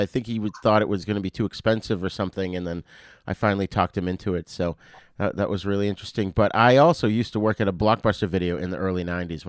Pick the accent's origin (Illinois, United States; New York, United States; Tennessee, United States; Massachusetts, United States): Massachusetts, United States; Boston; I was up in the, Boston area.